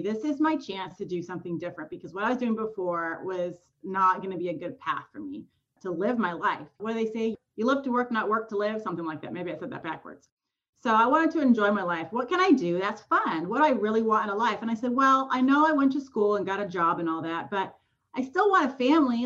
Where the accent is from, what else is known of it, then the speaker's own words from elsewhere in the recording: Southern California, United States; moved away as an adult; now in Memphis, United States; I was born and raised in California, SoCal, moved to Memphis. This is our eighth year here